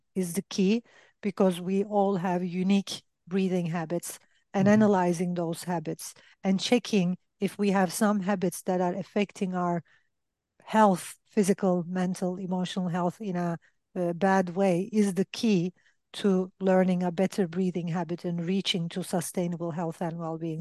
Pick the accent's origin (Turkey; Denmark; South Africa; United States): Turkey; I'm from Turkey